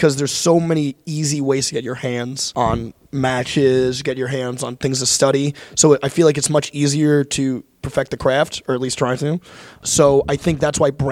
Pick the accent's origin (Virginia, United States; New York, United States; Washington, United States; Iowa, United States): New York, United States; Long Island; I grew up in Long Island, New York